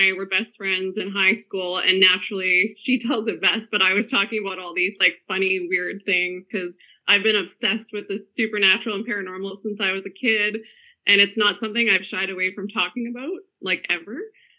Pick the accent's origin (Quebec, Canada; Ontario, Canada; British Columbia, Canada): British Columbia, Canada; I'm from British Columbia. I currently live in, like, the central part of the province. So, yeah, Canadiana.